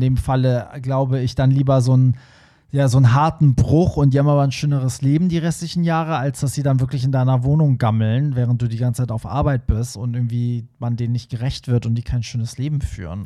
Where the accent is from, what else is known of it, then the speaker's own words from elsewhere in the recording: Hamburg, Germany; Für mich als Hamburger